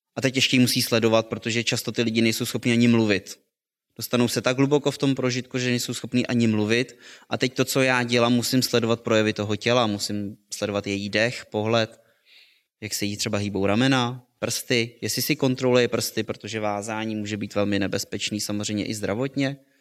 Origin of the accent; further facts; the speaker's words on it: Plzeň, Plzeň Region, Czechia; jsem se narodil v Plzni